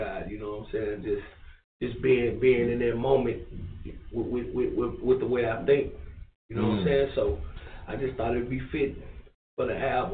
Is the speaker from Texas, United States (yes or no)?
yes; Dallas, Texas, United States; I grew up, you know, like I say, we're from the South, man, from Dallas